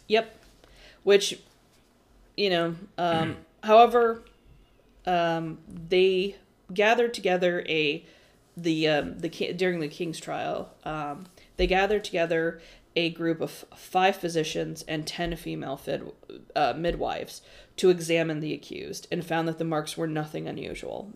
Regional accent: United States; we as American society

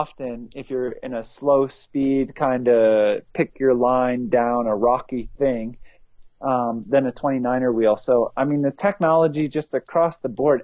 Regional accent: East Coast, United States; I grew up on the East Coast, where it was rocky and rooty

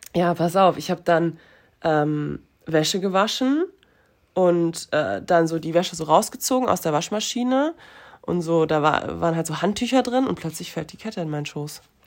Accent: near Frankfurt, Hesse, Germany; now in Cologne, Germany; ich komme ja aus der Nähe von Frankfurt

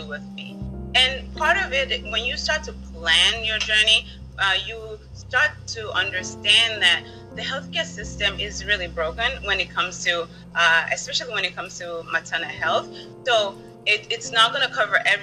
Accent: Washington, District of Columbia, United States; moved away; growing up in the District of Columbia

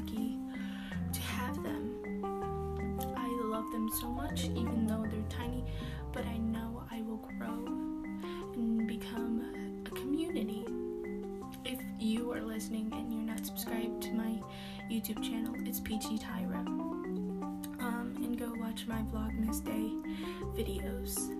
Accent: Alaska, United States; I was born in Alaska

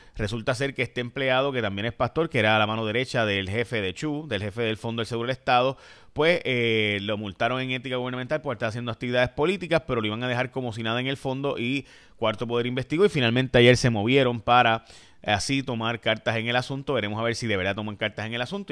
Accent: Puerto Rico; also born or lived in Chicago, Illinois, United States; nací en Chicago, Illinois. Eh, pero me crié en Puerto Rico totalmente, por si acaso. Así que al año, antes de poder hablar inglés, ya me he mudado aquí

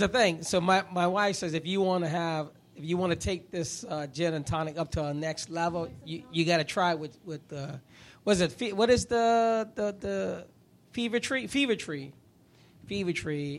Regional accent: New York, United States; now in Florida, United States; I grew up in New York

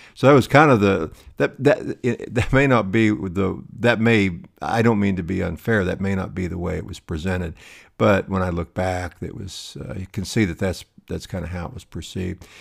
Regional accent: High Plains, Southwest, United States; I grew up in a small town in, uh, in, in the Southwest on the High Plains

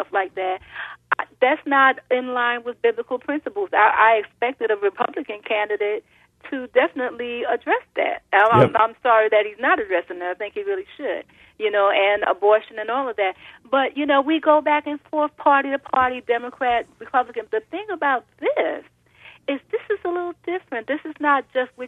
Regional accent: New York, United States; I'm a New Yorker also

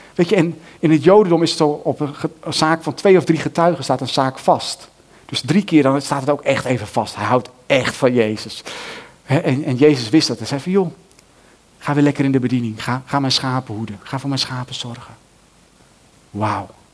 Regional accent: Netherlands; wij als Nederlanders

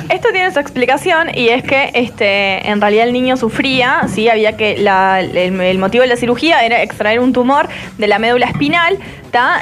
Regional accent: Uruguay; Yo nací en Uruguay

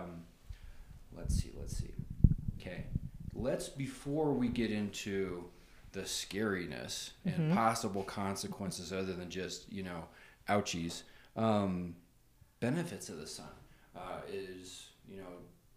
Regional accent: Arizona, United States; now in San Luis Valley, Colorado, United States; growing up in Arizona, out in the sun all the time, moving to Colorado

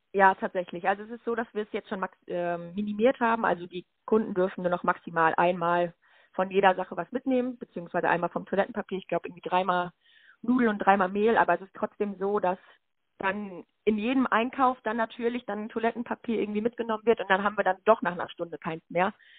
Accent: Lüdenscheid, North Rhine-Westphalia, Germany; also born or lived in Schalksmühle / Meinerzhagen; Ich bin 23 Jahre alt, geboren in Lüdenscheid

